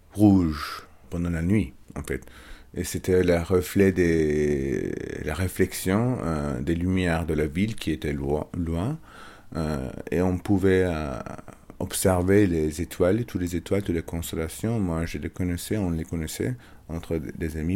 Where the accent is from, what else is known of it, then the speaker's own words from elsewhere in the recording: Istanbul, Turkey; French is a second language; moved away; Je suis Istanbuliot, je suis né à Istanbul. Mon enfance à Istanbul